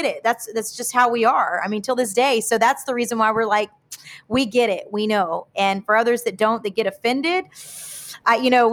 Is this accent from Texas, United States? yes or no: yes; Houston, Texas, United States; also born or lived in Piedras Negras, Mexico (ancestry); soy de mero Houston, Mexicana de corazón